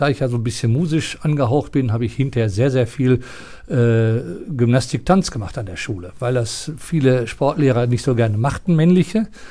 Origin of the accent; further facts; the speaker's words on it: Bad Lippspringe, North Rhine-Westphalia, Germany; now in Bochum, Germany; ich bin geboren in Bad Lippspringe, in, äh, ganz an der, Ren an der Grenze zu Lippe, also im Ostwestfälischen, nahe von Paderborn.